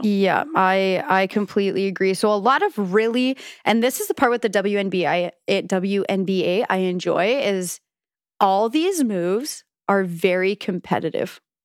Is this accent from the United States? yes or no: no; Canada; as a Canadian